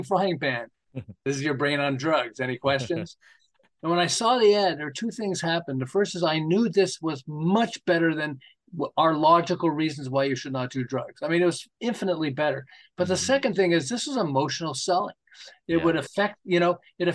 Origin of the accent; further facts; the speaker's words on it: Montreal, Quebec, Canada; moved away as an adult; now in Southern California, United States; I'm originally from Montreal